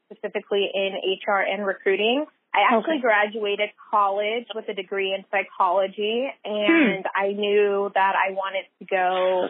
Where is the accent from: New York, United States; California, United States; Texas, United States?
California, United States; San Francisco Bay Area; I am a San Francisco Bay Area native, born and raised in the Bay